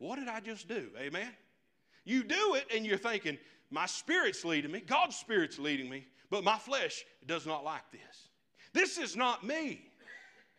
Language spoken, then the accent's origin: English; United States; I'm an American.